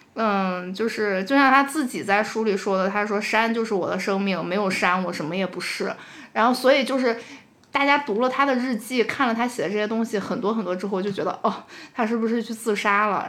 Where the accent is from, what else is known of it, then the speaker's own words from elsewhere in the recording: China; 因为其实我们中国人的教育里很少会有死亡教育